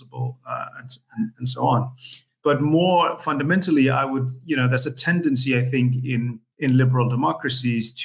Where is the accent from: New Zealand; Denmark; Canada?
Denmark; Copenhagen, Capital Region of Denmark; I am born and raised in Copenhagen in Denmark